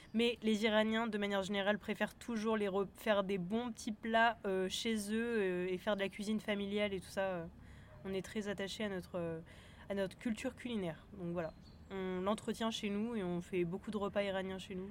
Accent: southern France, France; je suis née en France mais voilà mon père est, iranien

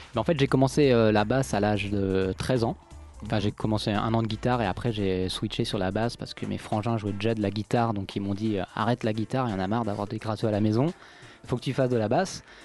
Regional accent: France; quand on est français

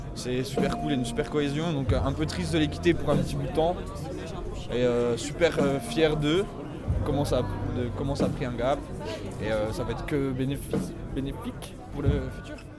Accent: Bourgogne-Franche-Comté, France; accent: Franche-Comté; Je viens de Franche-Comté, ça s'entend à mon accent, je pense

